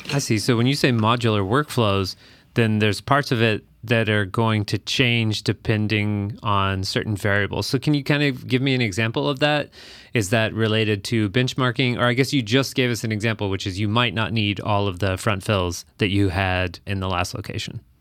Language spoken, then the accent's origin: English; Texas, United States; now in Minneapolis, United States; I actually grew up in Texas